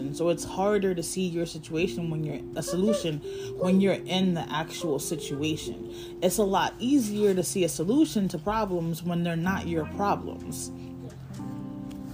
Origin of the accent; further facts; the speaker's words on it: Connecticut, United States; moved away as an adult; my license says I'm from Connecticut